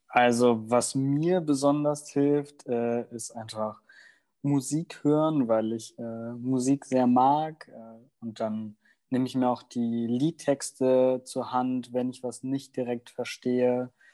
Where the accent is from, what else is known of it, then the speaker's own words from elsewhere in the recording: Germany; first language German; ich bin in Deutschland groß geworden und deswegen ist Deutsch meine Muttersprache